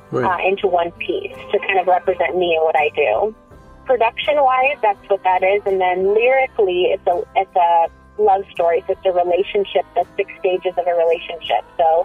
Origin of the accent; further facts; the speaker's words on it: Missouri, United States; moved away; also born or lived in Hawaii / New Mexico / Washington / Colorado; I'm from Missouri. I grew up in a divorced household, so I just grew up doing two weeks, moving all the time.